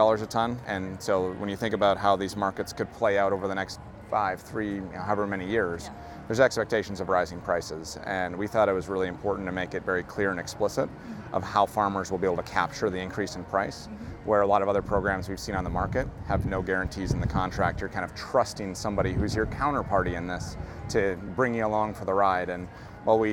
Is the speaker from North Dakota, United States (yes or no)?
yes; North Dakota, United States; moved away; I'm from North Dakota originally